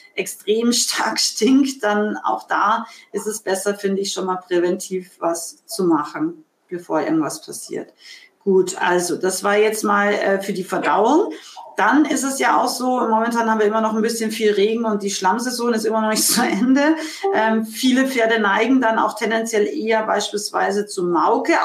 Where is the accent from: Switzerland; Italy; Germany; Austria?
Austria; aus meinem Heimatland Österreich